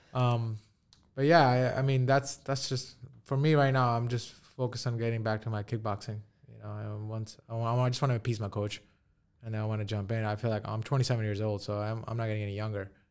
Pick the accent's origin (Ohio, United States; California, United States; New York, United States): New York, United States; New York City; we're from New York City